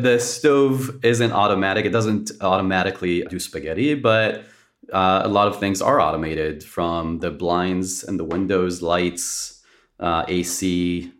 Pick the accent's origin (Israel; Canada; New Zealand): Israel; moved away; born and raised in Israel